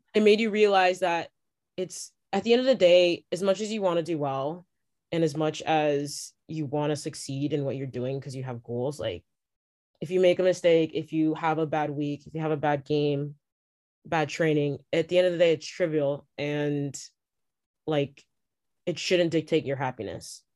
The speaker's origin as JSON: {"language": "English", "town": "Toronto", "region": "Ontario", "country": "Canada", "said": "I'm from Toronto"}